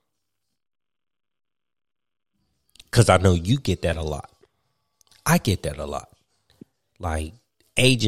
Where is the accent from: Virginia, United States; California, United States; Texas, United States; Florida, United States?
Virginia, United States; Martinsville; also born or lived in Fayetteville, North Carolina; I was born in Fayetteville, North Carolina. And then my father, he got a new job. And he ended up getting a job in Virginia. And it was in Martinsville. And I grew up in Martinsville, Virginia